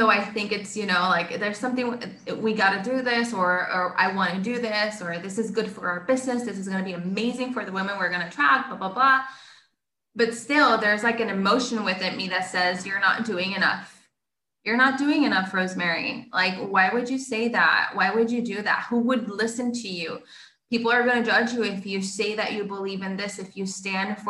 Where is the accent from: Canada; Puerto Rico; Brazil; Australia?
Puerto Rico; first language Spanish; English is a second language; I'm from Puerto Rico